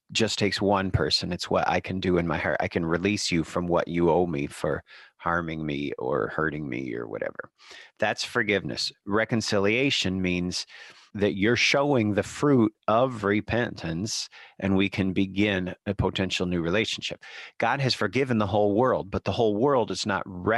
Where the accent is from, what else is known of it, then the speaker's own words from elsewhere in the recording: Birmingham, Michigan, United States; the church that I grew up in Birmingham, Michigan